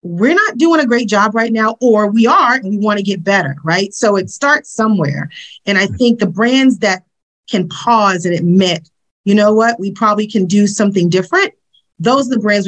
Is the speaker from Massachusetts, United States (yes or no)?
yes; Boston, Massachusetts, United States; moved away; also born or lived in Atlanta; as a kid growing up in the inner city of Boston